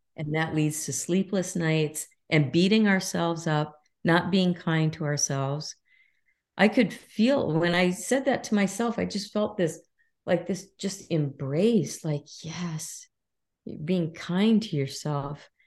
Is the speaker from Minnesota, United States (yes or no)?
yes; Minnesota, United States; I was raised in Minnesota